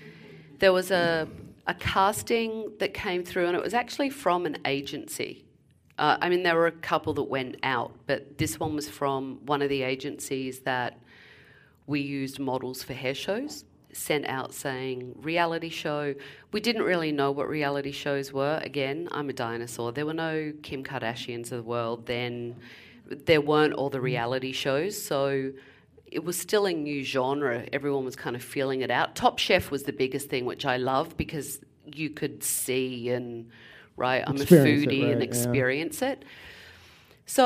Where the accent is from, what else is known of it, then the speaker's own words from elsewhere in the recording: London, United Kingdom; now in New Jersey, United States; I came from London, from Hampstead Heath to New Jersey. It was a little bit of a culture shock.